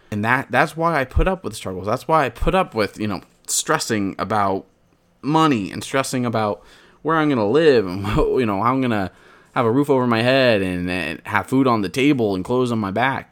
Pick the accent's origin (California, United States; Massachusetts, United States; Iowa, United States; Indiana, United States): California, United States; Porterville; I want to be known as the guy from Porterville, California